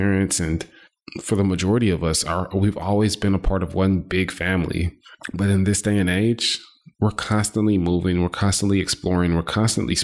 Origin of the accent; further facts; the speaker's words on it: Houston, Texas, United States; also born or lived in Boston, Massachusetts; I like to claim Houston, Texas, because I've been in Houston all of my life, but I was born in Boston, Massachusetts